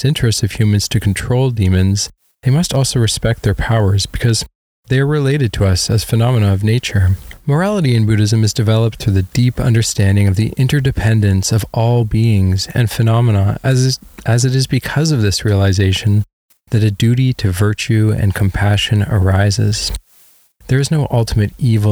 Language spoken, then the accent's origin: English; Canada; growing up in Canada